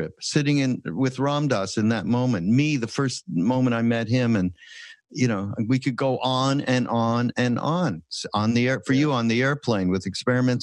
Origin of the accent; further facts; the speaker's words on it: Montreal, Quebec, Canada; I'm from Quebec, right? From Montreal.